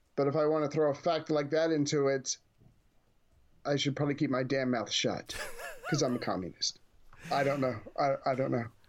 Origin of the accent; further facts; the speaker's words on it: United States; as an American